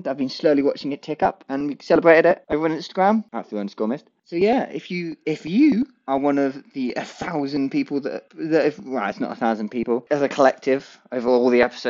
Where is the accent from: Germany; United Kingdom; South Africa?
United Kingdom; England; I'm English